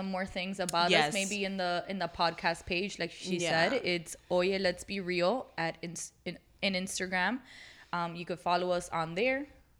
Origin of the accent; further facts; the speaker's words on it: Miami, Florida, United States; I am born and raised in Miami.